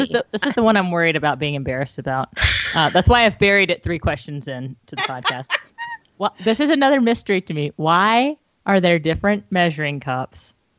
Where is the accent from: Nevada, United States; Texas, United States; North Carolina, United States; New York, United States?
North Carolina, United States; I'm saying this as a Southerner, like I'm from North Carolina